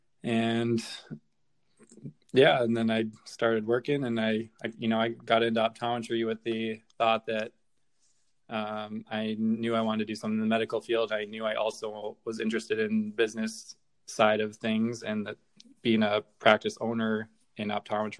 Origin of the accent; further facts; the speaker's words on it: North Dakota, United States; moved away as an adult; also born or lived in Chicago; I grew up in North Dakota, high school, went to college at University of North Dakota in Grand Forks